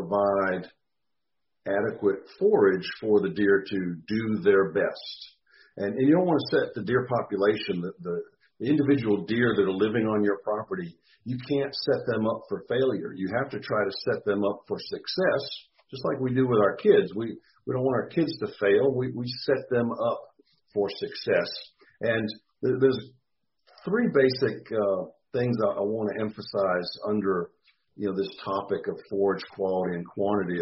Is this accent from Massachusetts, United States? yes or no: yes; Massachusetts, United States; moved away as an adult; also born or lived in Texas; now in Mississippi, United States; I grew up in Massachusetts, so I'm kind of a former Yankee, and came to Mississippi for graduate school back a long time ago